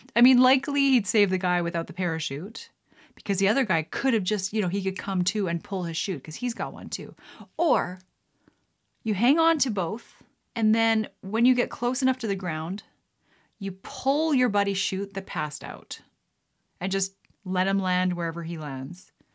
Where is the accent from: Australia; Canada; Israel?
Canada; I'm a Canadian gal helping my Canadian pals